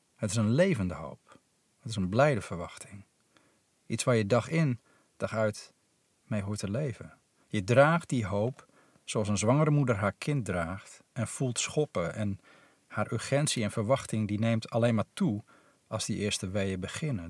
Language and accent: Dutch; Netherlands; also born or lived in Nepal; hier in ons polderlandje